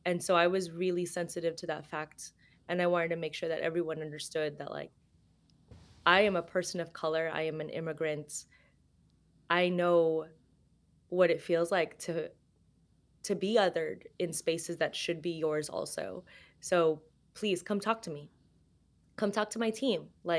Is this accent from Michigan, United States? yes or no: no; Los Angeles, California, United States; also born or lived in Philippines; I was born in the Philippines, but we moved here to Los Angeles when I was 3 and a half.